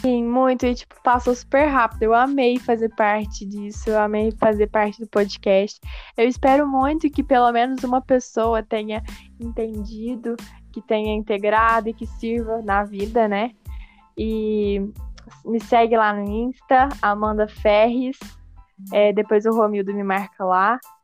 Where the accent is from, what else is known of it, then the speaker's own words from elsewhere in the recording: Lavras, Minas Gerais, Brazil; moved away as an adult; now in Uberaba, Brazil; eu vim pra Uberaba, né, eu sou do sul de Minas, chama Lavras, na minha cidade